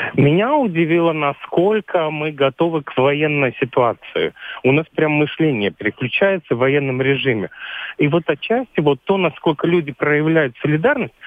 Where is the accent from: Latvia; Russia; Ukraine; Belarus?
Latvia; Я сам латыш